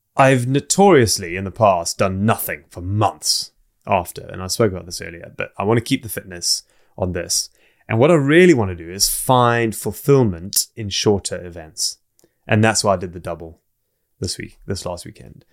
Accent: South Africa; also born or lived in Zimbabwe / England; now in Wales, United Kingdom; I grew up most of my childhood in South Africa

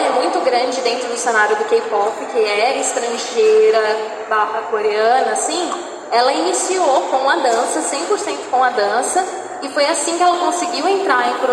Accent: São Paulo, Brazil; born there; ah, nasci em São Paulo.

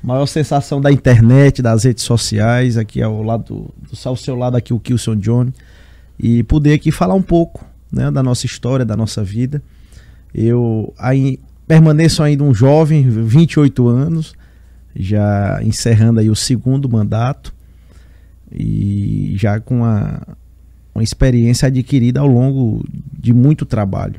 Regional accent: Teresina, Piauí, Brazil; Sou teresinense, nascido aqui, mas tenho uma relação muito forte com Guadalupe, que é a cidade do meu pai, e com Fronteiras, que é a cidade da minha mãe

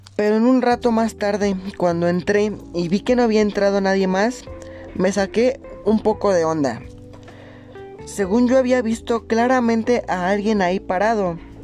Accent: Monterrey, Nuevo León, Mexico; moved away as an adult; now in Mexico City, Mexico; Soy de Monterrey, pero vivo en la Ciudad de México desde hace dos años

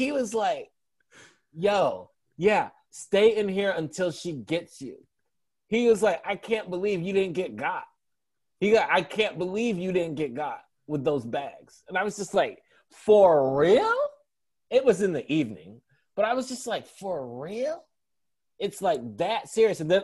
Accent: Detroit, Michigan, United States; I grew up walking around Detroit

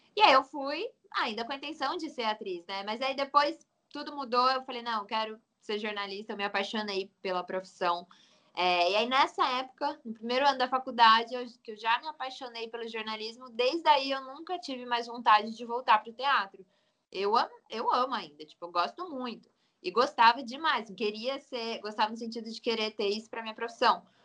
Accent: Pindamonhangaba, São Paulo, Brazil; also born or lived in Taubaté; Eu nasci em Taubaté, mas eu morei minha vida inteira quase em Pindamonhangaba, que fica uns 15 minutos de Taubaté, tudo ali Vale do Paraíba

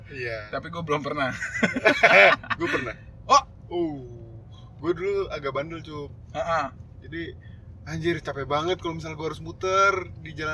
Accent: Depok, West Java, Indonesia; dari kan gue dari Depok kan

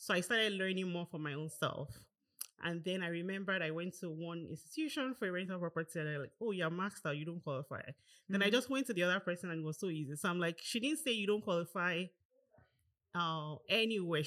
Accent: Nigeria; moved away as an adult; also born or lived in Canada; now in Toronto, Canada; I grew up in Nigeria. Mm-hmm. I was there till I was 18, and then I moved down to Canada as a student

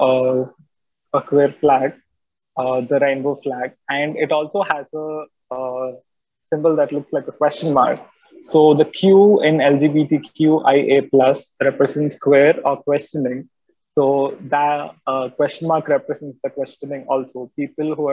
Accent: Coimbatore, Tamil Nadu, India; we are from Coimbatore, Tamil Nadu, in the first place.

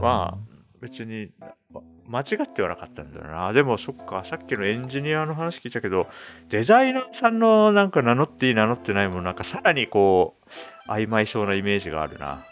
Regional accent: Hokkaido, Japan; 日本人相手だと僕は北海道出身ですって言うけど

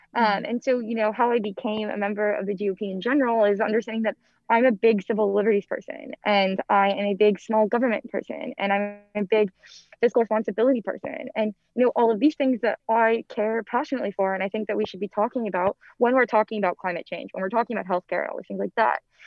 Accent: Antioch, Illinois, United States; moved away as an adult; now in Washington, D.C., United States; I'm originally from Antioch, Illinois, which is a super small town right on the border of Illinois and Wisconsin.

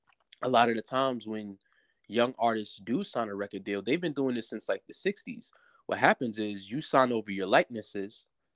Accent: New York City, New York, United States; I'm from New York City, so right. I grew up listening to cats like … people like

